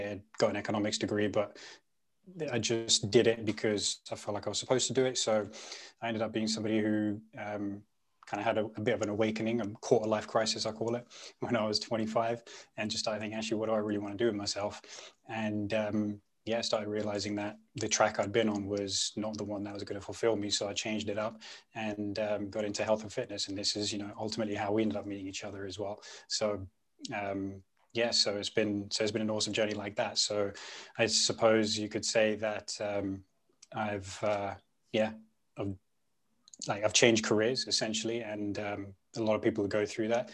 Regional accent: London, United Kingdom; first language Punjabi; I grew up in West London

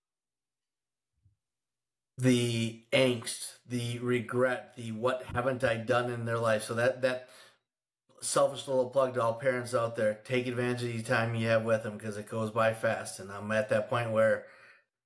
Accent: Wisconsin, United States; moved away; I am from Wisconsin, so I am a huge Packer.

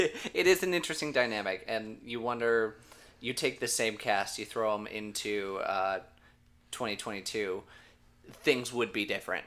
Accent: Minnesota, United States; I'm from Minnesota

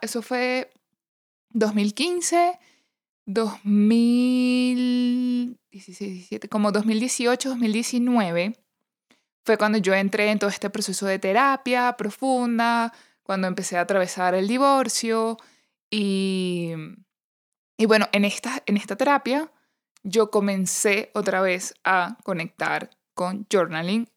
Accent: Venezuela; moved away; also born or lived in Panama; cuando visitaba la colonia Tobar en mi país

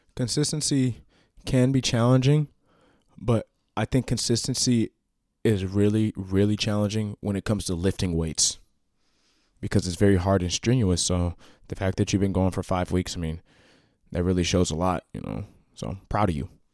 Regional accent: Washington, United States; also born or lived in Iowa; When I move to Iowa, or I go places, and I tell people I'm from Washington, they always assume Washington, D C

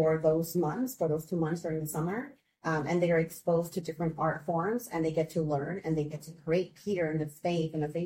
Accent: Chicago, Illinois, United States; also born or lived in Mexico / Marquette Park, Chicago; I grew up in Gage Park

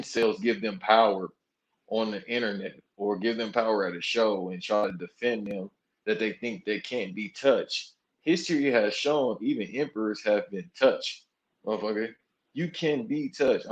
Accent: Los Angeles, California, United States; I'm from South Central LA.

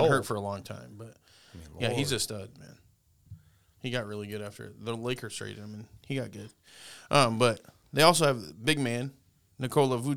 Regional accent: West Virginia, United States; But I'm so from West Virginia.

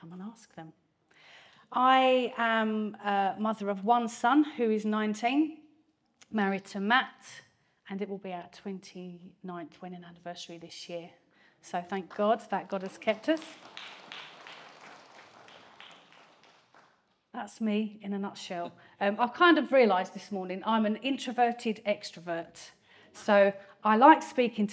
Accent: Grays, East of England, United Kingdom; accent: strong Essex accent; Born and raised in Grays, Thurrock, Essex. I haven't moved very far.

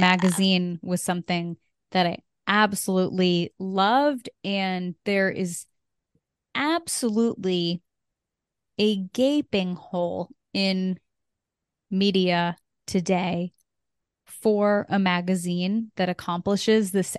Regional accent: Connecticut, United States; I am from Connecticut

